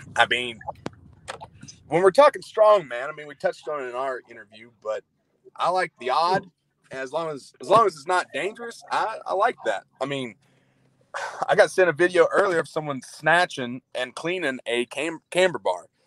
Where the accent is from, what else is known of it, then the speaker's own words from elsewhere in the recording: Murray, United States; anybody in my hometown or back home in Murray